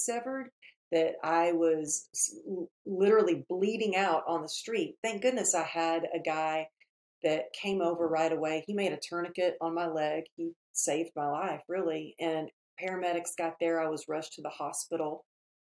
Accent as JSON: {"language": "English", "region": "Texas", "country": "United States", "moved": "yes", "lives_now": "Los Angeles, United States", "said": "I'm out here in LA, but obviously you can maybe tell a little bit by my accent. I'm originally from Texas"}